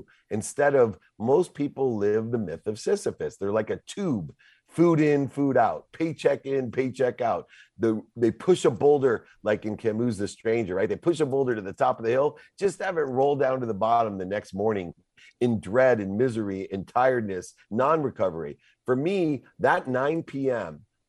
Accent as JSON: {"language": "English", "region": "California", "country": "United States", "said": "But you know, I'm from Southern California."}